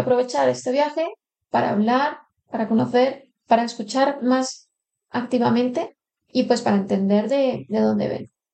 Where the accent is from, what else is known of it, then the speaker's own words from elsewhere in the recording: Colombia; now in Spain; yo llevo aquí 15 años en España, hace 10 que no iba a Colombia